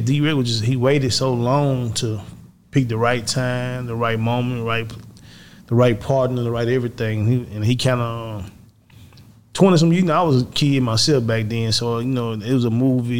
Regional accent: Natchez, Mississippi, United States; now in Houston, United States; I'm from Natchez, which is the bottom of Mississippi

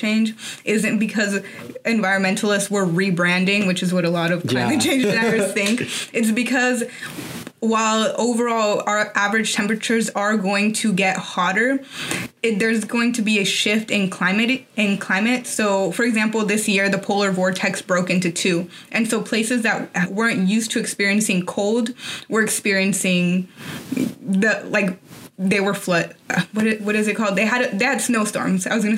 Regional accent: Tampico, Tamaulipas, Mexico; moved away; also born or lived in Arizona; I'm from Tampico, so that's like right next to the Gulf of Mexico

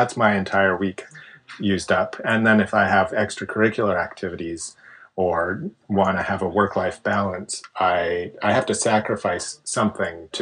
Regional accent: Canada; I'm Canadian

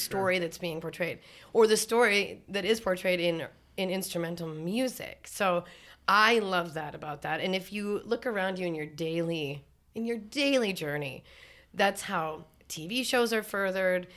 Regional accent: North Dakota, United States; now in Minneapolis, United States; I grew up in North Dakota, so we got our driver's license at fourteen

